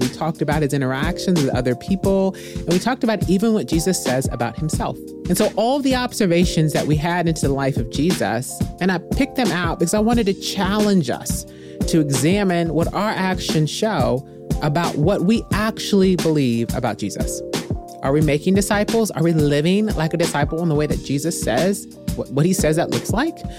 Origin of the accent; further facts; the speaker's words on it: Midwest, United States; now in Texas, United States; I grew up in the Midwest